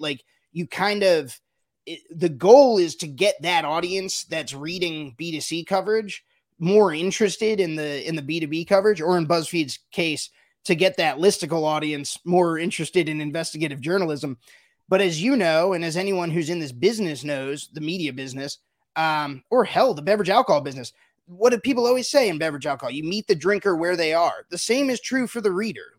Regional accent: United States; as an as an American, even as a, a, beverage alcohol reporter

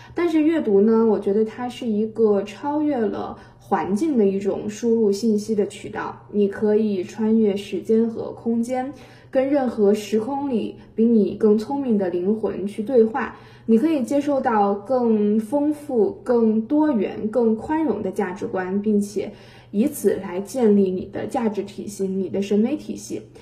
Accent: Henan, China; 作为一个土生土长的河南人，我想代表我们广大的河南人民欢迎您的到来

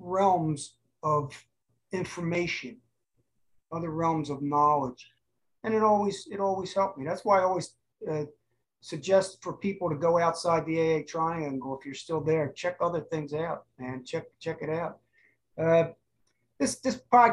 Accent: Cherry Hill, New Jersey, United States; now in Huntington Beach, United States; I was from South Jersey, outside of Cherry Hill.

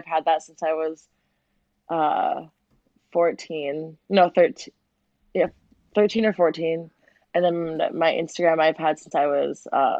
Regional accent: Fargo, North Dakota, United States; moved away; also born or lived in Los Angeles; I grew up in Fargo, North Dakota, like the butthole of the United States.

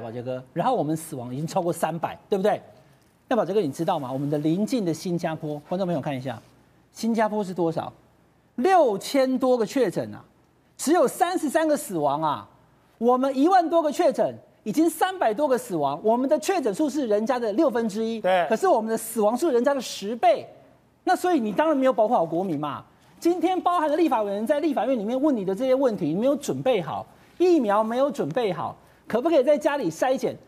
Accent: Taiwan; 我们台湾人

